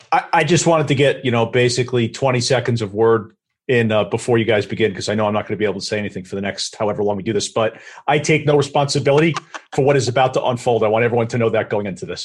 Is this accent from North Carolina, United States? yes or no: no; Valley Stream, New York, United States; accent: Long Island; I grew up in Valley Stream, had a lot of friends in Hewlett.